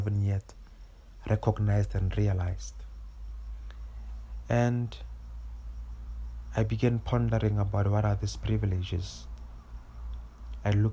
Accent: Pretoria, Gauteng, South Africa; I grew up in Mamelodi. I grew up 15 minutes away from the CBD, from the main town

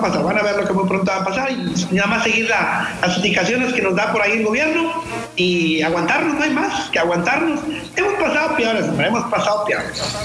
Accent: Monterrey, Nuevo León, Mexico; Aquí al cono, al helado le decimos chopo aquí

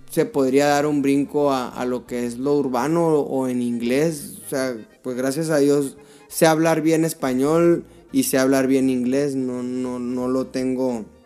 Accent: Mexico; somos mexicanos, nos traemos raíces raíces mexicanas, o sea que esto pues como ya de niño pues yo escucho corridos de niño

